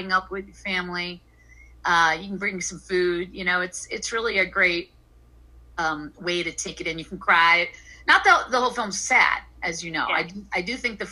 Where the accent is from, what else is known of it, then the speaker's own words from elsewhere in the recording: Pennsylvania, United States; also born or lived in Eastern Long Island, New York; now in Long Island, United States; I grew up in Pennsylvania